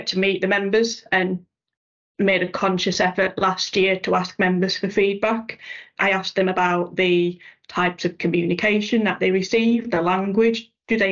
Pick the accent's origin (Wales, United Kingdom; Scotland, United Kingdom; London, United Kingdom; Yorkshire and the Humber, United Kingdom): Yorkshire and the Humber, United Kingdom; I'm a Yorkshire lass